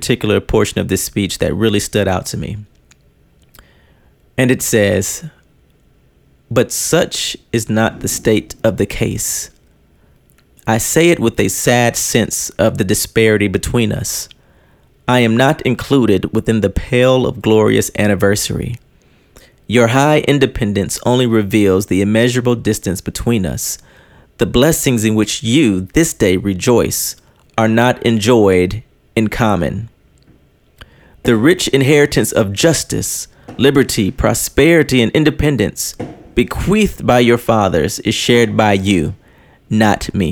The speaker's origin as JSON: {"language": "English", "country": "United States", "tie": "born or raised there", "said": "I am proud to be an American. That's all I've known my entire life. This is where I was born."}